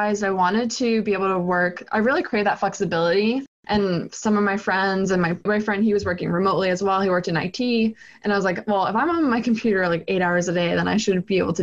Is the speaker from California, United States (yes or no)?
no; Boston, Massachusetts, United States; also born or lived in New Hampshire; I'm born and raised in Boston